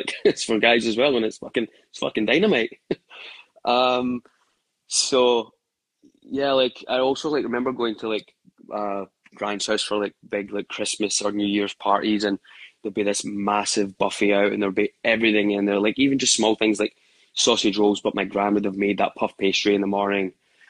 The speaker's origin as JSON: {"language": "English", "town": "Glasgow", "region": "Scotland", "country": "United Kingdom", "tie": "born or raised there", "said": "So growing up in Glasgow, I remember like as an early age, my mum and dad were constantly working."}